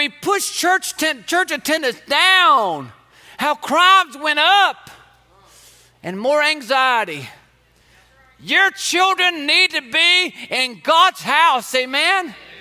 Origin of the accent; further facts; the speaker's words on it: Georgia, United States; I grew up here in Georgia